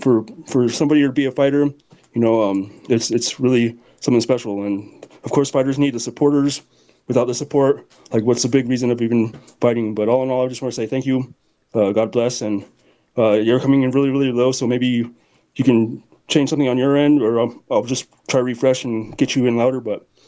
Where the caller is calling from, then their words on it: Colorado, United States; I'm in Colorado.